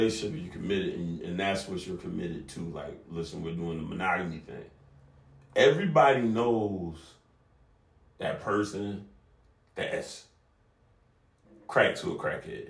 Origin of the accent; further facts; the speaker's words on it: Savannah, Georgia, United States; I grew up on the south side of Savannah, so Southside Savannah